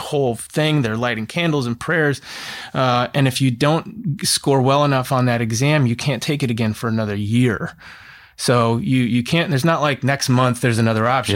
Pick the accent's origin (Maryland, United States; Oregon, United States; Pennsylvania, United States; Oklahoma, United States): Oregon, United States; I grew up in Oregon in the nineties